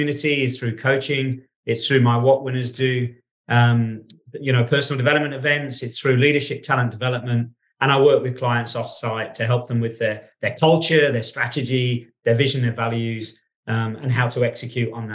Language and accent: English; England, United Kingdom; moved away; also born or lived in Australia; I was born in England. I grew up in England